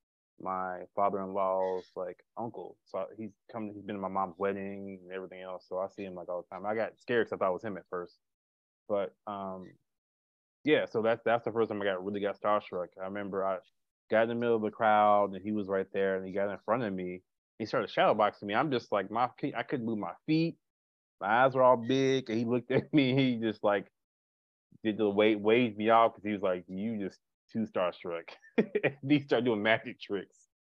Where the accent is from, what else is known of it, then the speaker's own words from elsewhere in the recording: Louisville, Kentucky, United States; I'm from Louisville, Kentucky